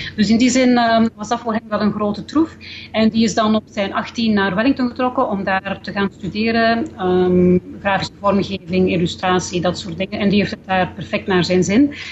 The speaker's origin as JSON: {"language": "Dutch", "country": "Belgium", "moved": "as an adult", "lives_now": "New Zealand", "said": "toen ik nog in België woonde"}